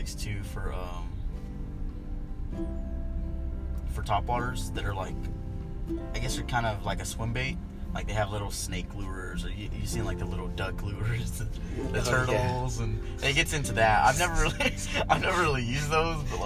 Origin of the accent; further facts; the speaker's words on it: Lake Houston, Texas, United States; I grew up near Lake Houston